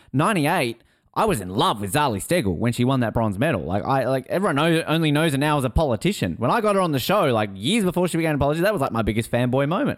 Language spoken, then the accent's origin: English; Tasmania, Australia; moved away; I'm obviously originally from Tasmania, so I come from a Aussie rules background.